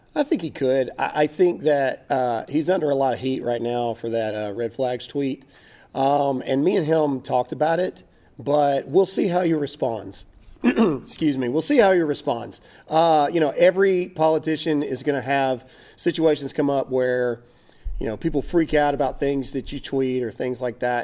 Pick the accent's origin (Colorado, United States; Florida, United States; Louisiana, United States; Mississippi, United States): Mississippi, United States; moved away as an adult; now in Texas, United States; I'm from Mississippi